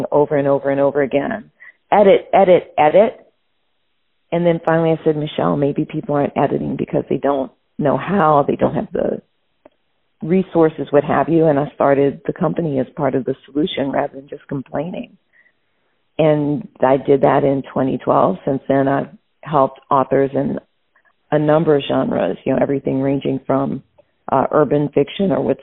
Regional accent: New Orleans, Louisiana, United States; I grew up in New Orleans, Louisiana

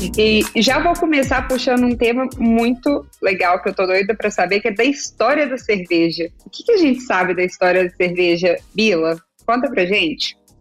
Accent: Belo Horizonte, Minas Gerais, Brazil; moved away as an adult; now in São Carlos, Brazil; não estou mais em BH, como vocês estão acostumados a meu vídeo da minha terrinha

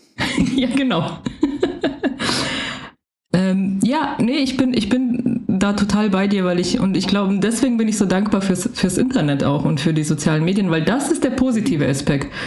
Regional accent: Germany; ich ja aufgewachsen bin in Deutschland

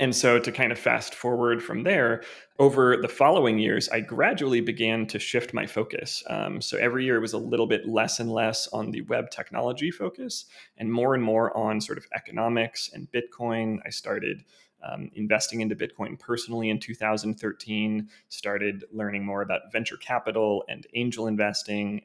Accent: Missouri, United States; also born or lived in Kansas City, Missouri; I'm from the Midwest originally. I was born and raised in Missouri, born in Kansas City, and then moved to a small town after that where I lived up through my college years.

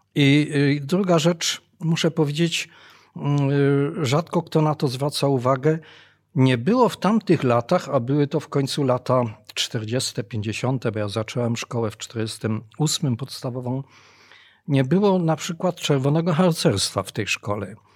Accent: Bytom, Silesian Voivodeship, Poland; ja się urodziłem w Bytomiu w niemieckim Bytomiu, w Beuthen

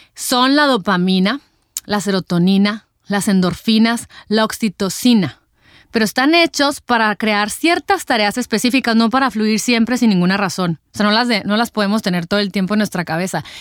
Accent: Mexico; como mexicanos estamos acostumbrados a comernos a lo mejor nuestros taquitos

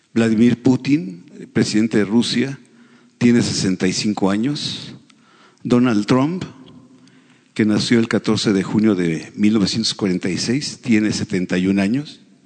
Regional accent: Mexico

